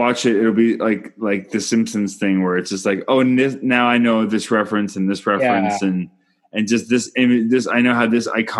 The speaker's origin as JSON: {"language": "English", "country": "Canada", "said": "I'm Canadian filmmaker"}